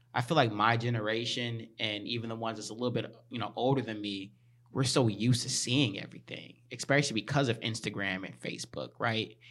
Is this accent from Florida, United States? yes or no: no; Chicago, Illinois, United States; moved away; I was born in Chicago, lived there for half my life, and then moved here for the rest of the, the half